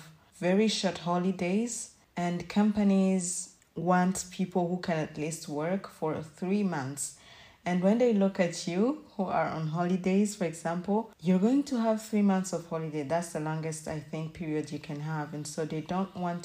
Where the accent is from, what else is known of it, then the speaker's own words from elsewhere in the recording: Rwanda; moved away as an adult; I may have worked in Rwanda, my home country, as a waitress